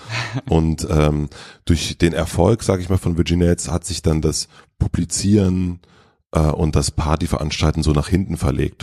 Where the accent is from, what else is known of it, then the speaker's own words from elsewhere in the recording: Gröden, Brandenburg, Germany; now in Berlin, Germany; das Dorf Gröden, wo ich aufgewachsen bin